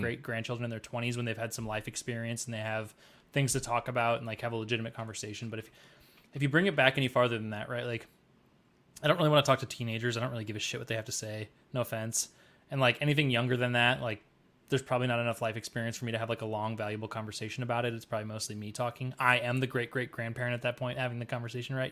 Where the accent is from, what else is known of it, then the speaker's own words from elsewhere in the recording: Cedar Falls, Iowa, United States; moved away; It was Sturgis Falls for me, 'cause I'm from